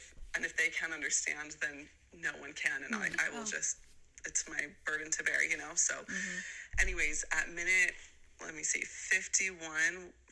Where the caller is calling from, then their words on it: Utah, United States; I'm calling from Utah.